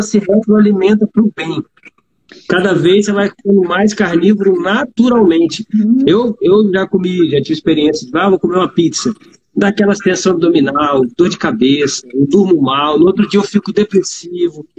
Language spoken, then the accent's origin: Portuguese; Vitória, Espírito Santo, Brazil; Sou do Espírito Santo, Vitória, Espírito Santo.